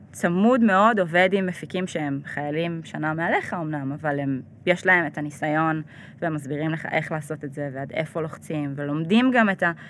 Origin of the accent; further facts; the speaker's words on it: Ashdod, Southern District, Israel; also born or lived in New York / Jerusalem; now in Tel Aviv, Israel; אני גדלתי באשדוד